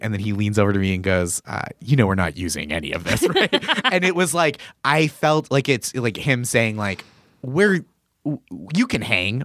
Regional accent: Boston, Massachusetts, United States; moved away as an adult; now in New York, United States; I'm from Massachusetts originally

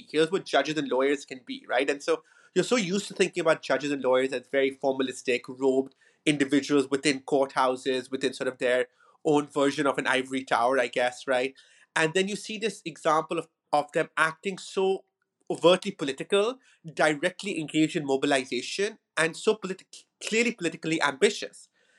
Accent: Karachi, Sindh, Pakistan; moved away as an adult; Fortunately, I'm from Pakistan, so that makes, you know, that kind of partly explains the motivation, but also the ability to write such a book. And I'm originally from Karachi in Pakistan, but I went to the United States for my further education

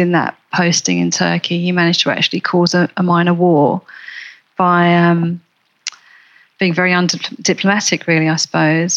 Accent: Wanstead, London, United Kingdom; I grew up around Wanstead

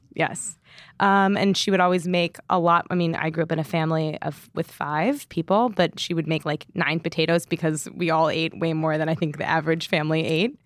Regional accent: St. Louis, Missouri, United States; growing up in Saint Louis, it was canned clams and clam juice

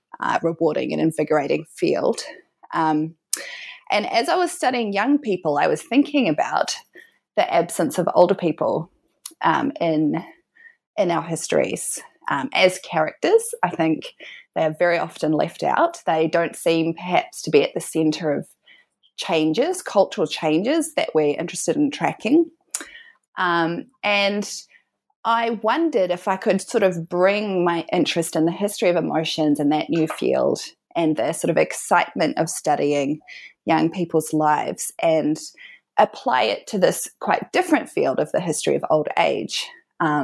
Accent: New Zealand; moved away as an adult; also born or lived in Auckland, New Zealand; now in Melbourne, Australia; I'm from New Zealand

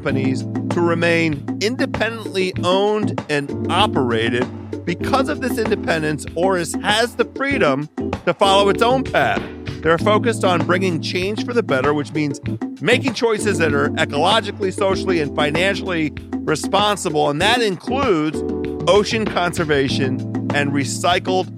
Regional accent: Washington, District of Columbia, United States; my hometown, Washington, D.C.

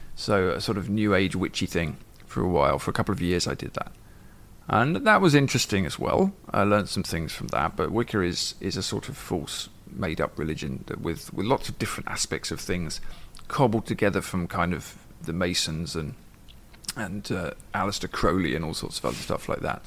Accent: England, United Kingdom; moved away as an adult; now in Ireland; I grew up in England in the 80s

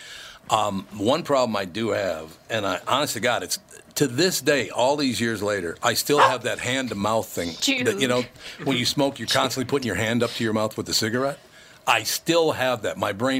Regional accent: Minnesota, United States; I'm from Minnesota.

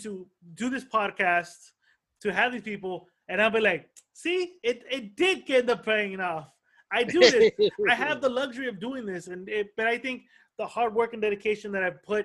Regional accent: El Monte, California, United States; I grew up in El Monte

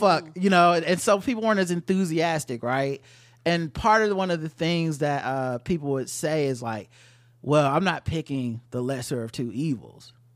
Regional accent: United States; as an American, black American

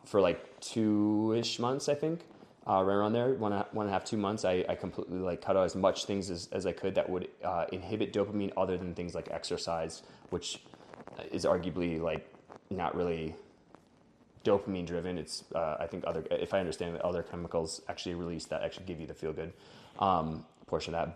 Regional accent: Wisconsin, United States; now in Denver, United States; I'm from Wisconsin, uh, came out to Denver

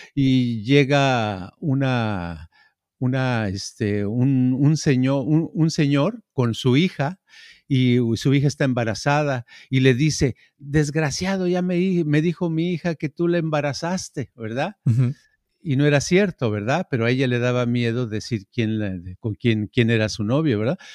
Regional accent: Mexico; moved away; I'm Mexican

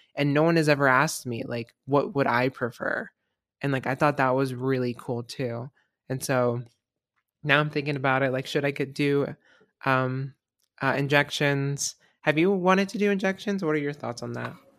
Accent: Florida, United States; moved away; I'm from Florida

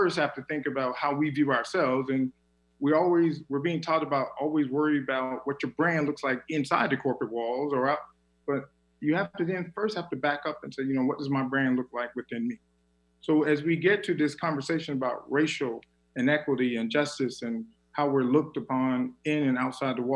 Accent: South Carolina, United States; now in Minneapolis, United States; being born and raised in South Carolina

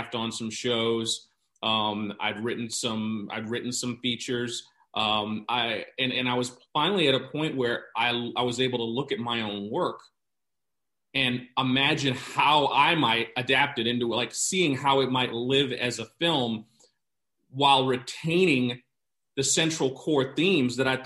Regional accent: New York, United States; I'm from New York and grew up going to theater

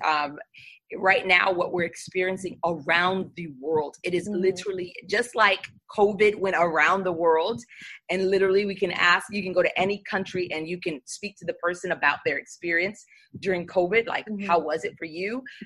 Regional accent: New York, United States; accent: New York; I sound like I'm from New York

